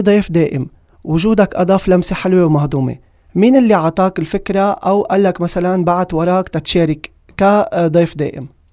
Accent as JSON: {"language": "Arabic", "country": "Lebanon", "said": "عندنا بلبنان"}